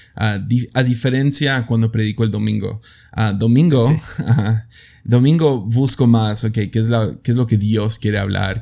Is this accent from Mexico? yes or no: yes; Mexico; en mi país, México